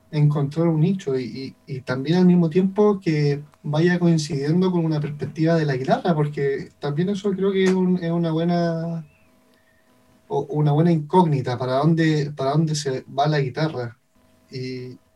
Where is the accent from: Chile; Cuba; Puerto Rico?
Chile; la música de cámara desde nuestra perspectiva como chileno, como personas de, de, este territorio, más allá de como chileno en sí, sino que personas que viven en esta zona geográfica